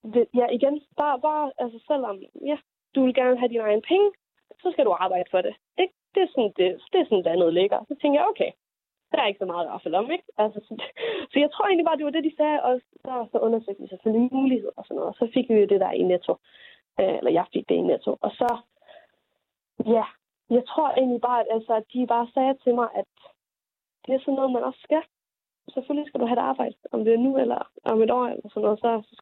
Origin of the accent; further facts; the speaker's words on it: Jutland, Denmark; Og jeg ved ikke, om det er, fordi jeg er jyde.